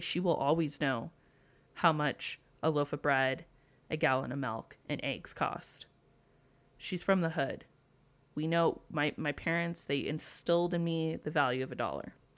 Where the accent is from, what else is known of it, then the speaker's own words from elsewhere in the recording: United States; as an American at the Arizona Memorial